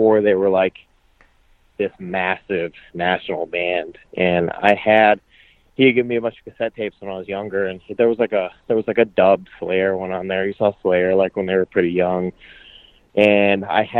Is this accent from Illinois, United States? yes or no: no; South Dakota, United States; also born or lived in Nebraska / Atlanta; now in Indiana, United States; from South Dakota, because that's where I grew up.